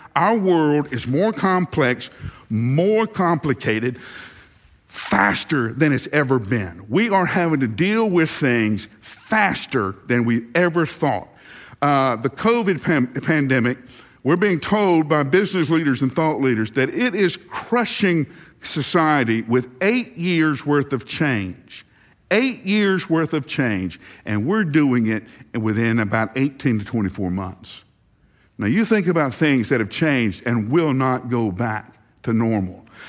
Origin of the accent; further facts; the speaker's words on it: the South, United States; growing up in the South